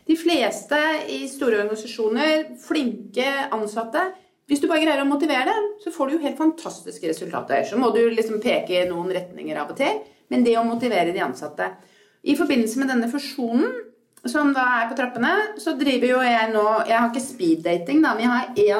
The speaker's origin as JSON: {"language": "Norwegian", "country": "Norway", "said": "jeg begynner å bli mer og mer bevisst at jeg er norsk."}